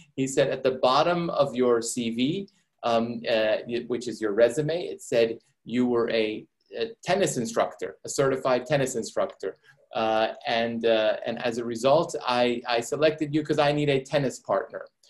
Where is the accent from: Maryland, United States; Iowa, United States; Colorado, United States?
Maryland, United States; also born or lived in Iran; growing up in the United States